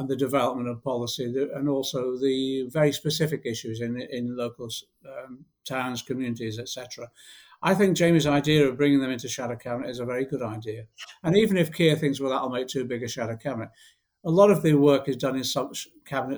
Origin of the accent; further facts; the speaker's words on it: Liverpool, North West England, United Kingdom; now in London, United Kingdom; I'm a Scouser. I was born in Liverpool, etc., but my family moved south